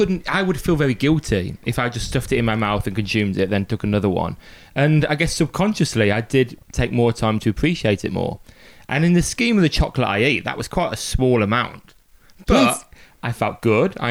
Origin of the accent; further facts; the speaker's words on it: Birmingham, West Midlands, United Kingdom; I'm from Birmingham, and I spent much of my childhood in a Cadbury social club